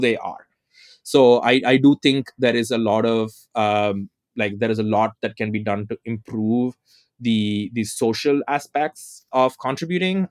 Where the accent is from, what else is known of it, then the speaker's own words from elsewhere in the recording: southern India, India; moved away as an adult; now in Berkeley, United States; I currently live in Berkeley, but I was, you know, I was born in Southern India, to, you know, in a non-upper caste Tamil family